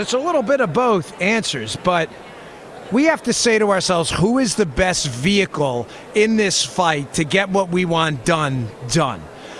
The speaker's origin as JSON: {"language": "English", "region": "New York", "country": "United States", "said": "I'm from New York. It doesn't bother me."}